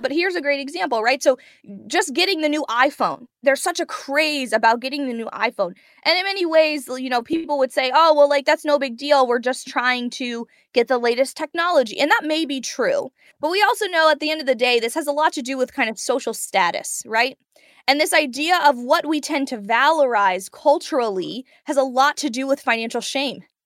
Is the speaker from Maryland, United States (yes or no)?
yes; Prince George's County, Maryland, United States; I grew up in Prince George's County, Maryland